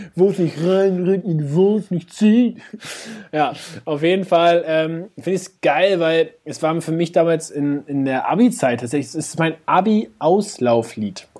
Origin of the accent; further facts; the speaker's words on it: Hamburg, Germany; als Hamburger